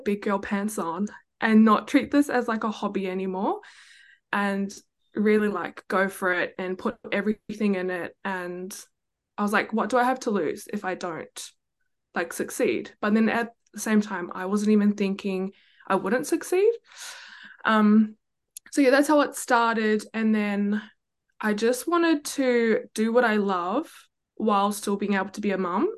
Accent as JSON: {"language": "English", "country": "New Zealand", "tie": "born or raised there", "moved": "yes", "lives_now": "Gold Coast, Australia", "said": "I'm based on the Gold Coast, but born and raised in New Zealand"}